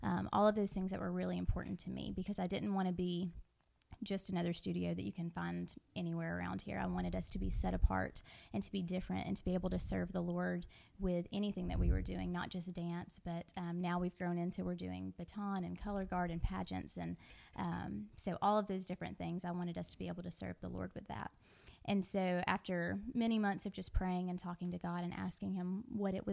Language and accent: English; Hayden, Alabama, United States; I was born and raised here in Hayden